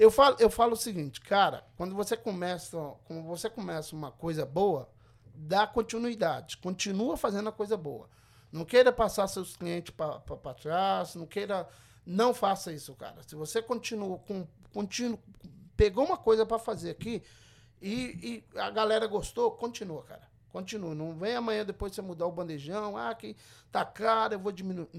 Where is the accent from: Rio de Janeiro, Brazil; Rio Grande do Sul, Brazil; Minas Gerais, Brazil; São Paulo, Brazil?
Minas Gerais, Brazil; Governador Valadares; moved away as an adult; now in Everett, United States; eu sou de Valadares, eu nasci criado ali no Santa Rita, em Valadares